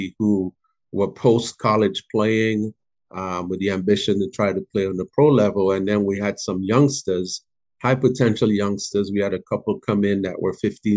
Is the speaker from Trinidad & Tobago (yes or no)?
yes; Trinidad & Tobago; moved away as an adult; also born or lived in Florence, South Carolina; now in Spartanburg, United States; I'm from Trinidad and Tobago originally. I've lived in Spartanburg since 2004